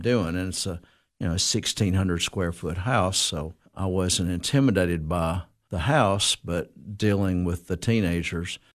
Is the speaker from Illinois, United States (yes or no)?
no; Cookeville, Tennessee, United States; I am from Cookville, uh, Putnam County. Uh, been here all my life